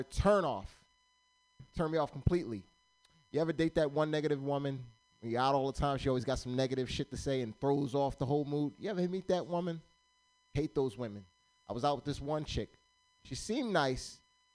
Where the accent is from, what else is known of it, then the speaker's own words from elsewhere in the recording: Pennsylvania, United States; now in Sacramento, United States; originally, I'm from Pennsylvania. I'm not from California.